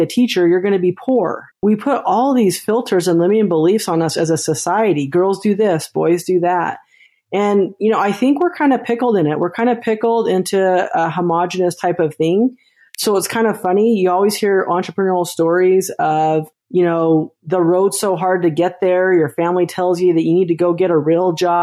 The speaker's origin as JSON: {"language": "English", "region": "Utah", "country": "United States", "tie": "born or raised there", "said": "I'm from Utah. So when you're born in Utah, that's the joke, is you get handed your own little MLM. My mom had a friend that sold Avon"}